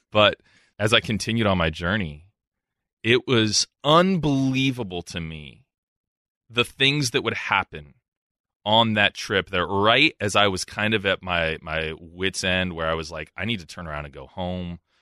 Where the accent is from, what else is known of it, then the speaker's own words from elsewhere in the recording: Columbus, Ohio, United States; moved away as an adult; my time in Columbus, um, I was happy there. It was my hometown